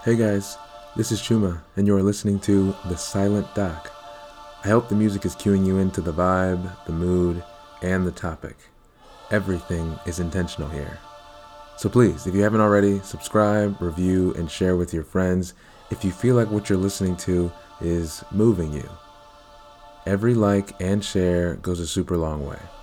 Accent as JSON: {"language": "English", "town": "Baltimore", "region": "Maryland", "country": "United States", "tie": "born or raised there", "said": "my hometown, Baltimore, Maryland"}